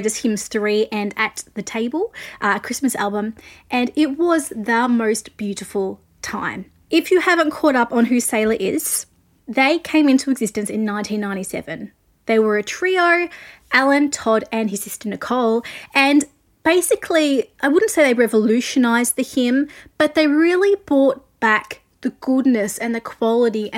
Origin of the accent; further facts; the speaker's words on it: Australia; I'm an Australian music journalist